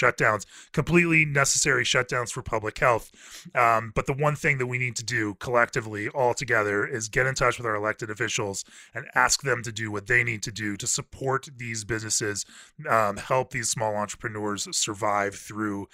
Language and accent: English; Central Florida, United States; I grew up in Central Florida